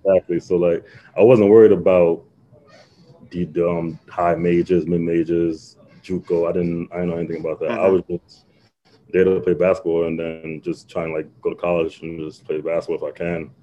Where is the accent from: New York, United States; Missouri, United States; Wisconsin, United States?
New York, United States; Long Island; I'm from Long Island